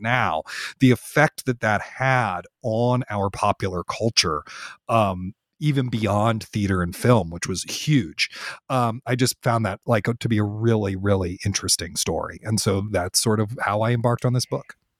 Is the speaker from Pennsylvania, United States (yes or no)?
no; Washington, District of Columbia, United States; I grew up in Washington, D C, which is a great theater town